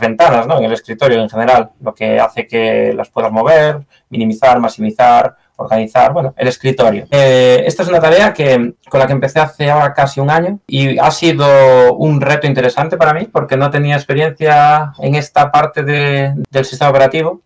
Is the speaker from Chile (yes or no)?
no; Galicia, Spain; accent: Galician; moved away as an adult; also born or lived in near London, United Kingdom; now in United Kingdom; como gallego que soy, no veo el día que me vuelva a Galicia